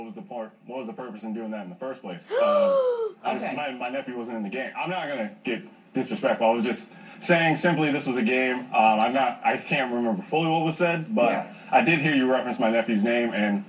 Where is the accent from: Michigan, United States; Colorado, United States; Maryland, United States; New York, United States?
Michigan, United States; Kalamazoo; now in Milwaukee, United States; I live in Milwaukee, Wisconsin, and I'm from Kalamazoo, Michigan.